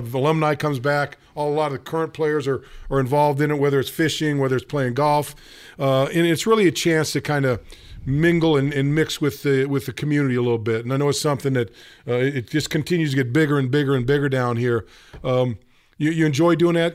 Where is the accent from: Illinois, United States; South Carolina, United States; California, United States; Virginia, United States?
California, United States; Northern; moved away as an adult; I grew up in Northern California.